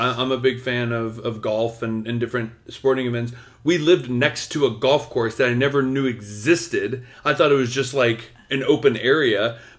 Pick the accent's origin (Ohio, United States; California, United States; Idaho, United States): California, United States; also born or lived in Florida; I'm from California.